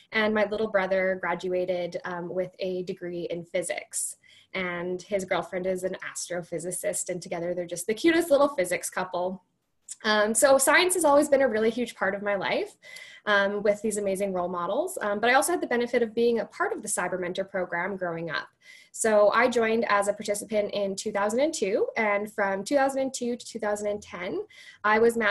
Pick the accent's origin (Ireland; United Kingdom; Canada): Canada; Cochrane, Alberta; I grew up in Cochrane, Alberta